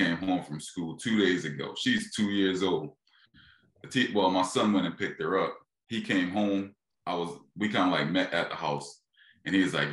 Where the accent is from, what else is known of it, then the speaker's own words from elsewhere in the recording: Philadelphia, Pennsylvania, United States; I'm from Philly